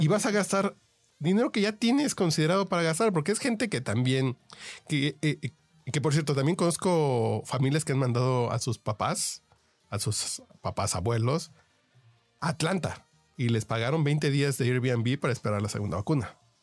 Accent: Mexico; yo como mexicano

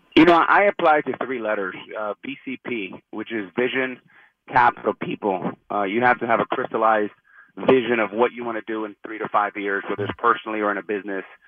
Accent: Miami, Florida, United States; growing up in Miami

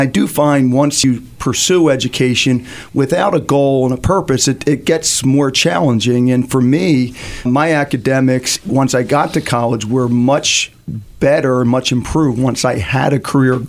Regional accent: Philadelphia, Pennsylvania, United States; I grew up in Northeast Philadelphia, one of eight kids.

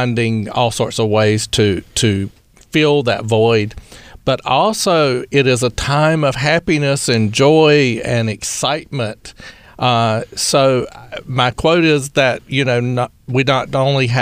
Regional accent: Eastern North Carolina, United States; accent: southern drawl; moved away; also born or lived in Baton Rouge; I'm from Eastern North Carolina.

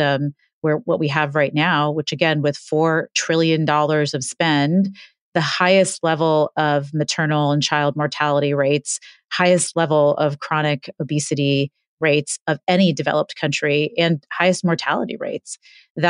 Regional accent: New York City, New York, United States; I was born in Hell's Kitchen when it was Hell's Kitchen in the 70s

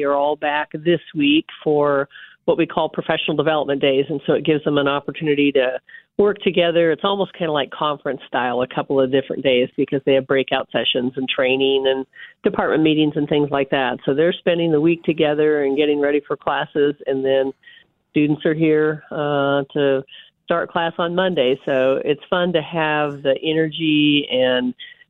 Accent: North Platte, Nebraska, United States; also born or lived in Concordia, Kansas; now in Kansas, United States; I grew up in North Platte, Nebraska, so I'm a Husker.

